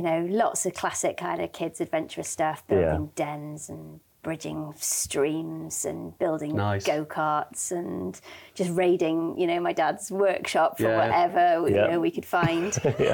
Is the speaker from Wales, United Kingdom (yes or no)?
yes; Pembrokeshire, West Wales, United Kingdom; where I grew up in West Wales in Pembrokeshire on a farm.